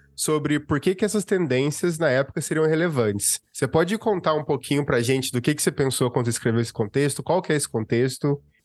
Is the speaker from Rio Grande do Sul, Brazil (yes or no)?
no; Minas Gerais, Brazil; assim como eu, também é mineira, então temos dois mineiros